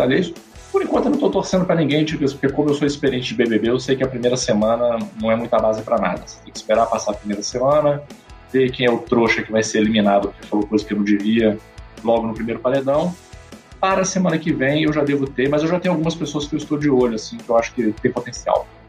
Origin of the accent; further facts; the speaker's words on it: Brazil; eu sou brasileiro